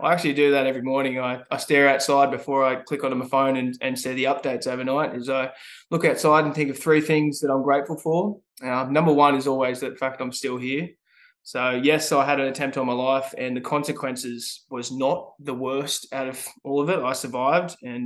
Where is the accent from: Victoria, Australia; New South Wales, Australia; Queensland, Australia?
New South Wales, Australia; Newcastle; I'm from Newcastle. I'm a proud Nova Castrian. I'm 26 years young. I'm a former surfer, little ratbag grommet running around the streets of Merriweather growing up.